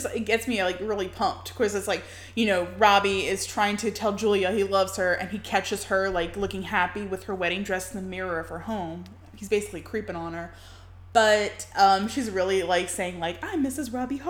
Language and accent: English; the Bayou, Louisiana, United States; now in New Orleans, United States; being from the Bayou and being Cajun